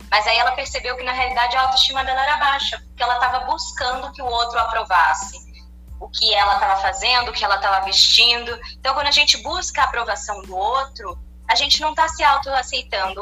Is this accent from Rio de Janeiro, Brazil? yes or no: yes; Niterói, Rio de Janeiro, Brazil; now in Campinas, Brazil; Eu não nasci aqui em Campinas, eu nasci em Niterói, no Rio de Janeiro, mas já moro aqui há 12